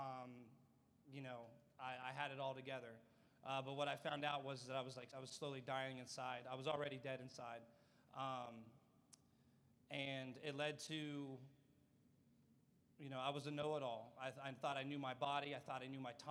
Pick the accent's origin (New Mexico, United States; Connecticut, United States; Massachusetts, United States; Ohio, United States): Ohio, United States; moved away as an adult; I'm from Ohio. I came down here, I don't know, I think May would be 2 years